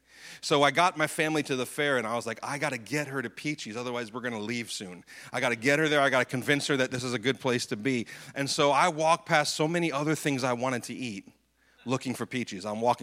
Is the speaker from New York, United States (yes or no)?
yes; Syracuse, New York, United States; And growing up in Syracuse, the singular event that really signifies to most people the end of the summer is the New York State Fair, right?